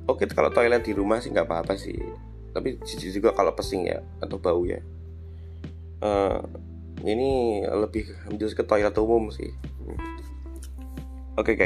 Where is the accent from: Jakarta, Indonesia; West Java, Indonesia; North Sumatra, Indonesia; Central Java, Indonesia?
Central Java, Indonesia; Surakarta; accent: medok Jawa; orang yang medok Jawa ini karena saya juga orang Solo